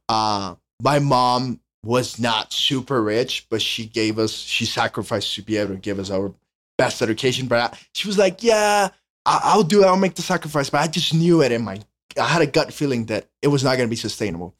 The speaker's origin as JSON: {"language": "English", "country": "Honduras", "tie": "born or raised there", "second_language": "English", "moved": "as an adult", "lives_now": "United States", "said": "born and raised in Honduras. I came here to the States for college."}